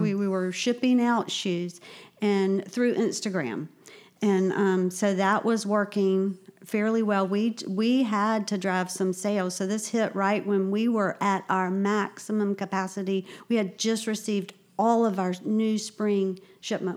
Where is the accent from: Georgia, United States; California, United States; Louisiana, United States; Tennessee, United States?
Georgia, United States; Augusta; moved away as an adult; now in Charleston, United States; I'm from Augusta